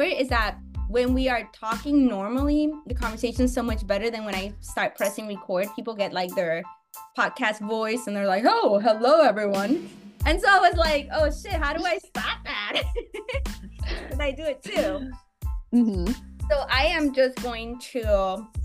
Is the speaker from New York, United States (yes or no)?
yes; Buffalo, New York, United States; now in Los Angeles, United States; I grew up partly in Buffalo